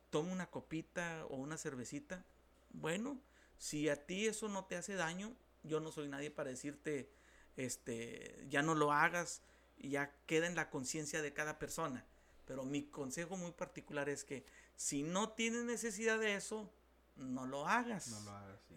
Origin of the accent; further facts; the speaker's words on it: Mexico; Porque culturalmente México por lo menos nosotros que somos mexicanos, ha sido subyugado terriblemente por causa del alcoholismo